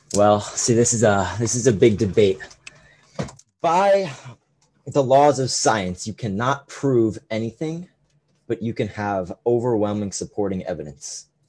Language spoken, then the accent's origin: English; Connecticut, United States; I am a sophomore at Fairfield, and I am from Connecticut